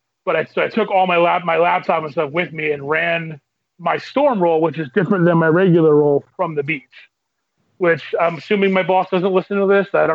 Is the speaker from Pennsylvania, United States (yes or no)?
yes; Reading, Pennsylvania, United States; now in West Chester, United States; About half an hour out of Philly in a place called Westchester. But I grew up in Reading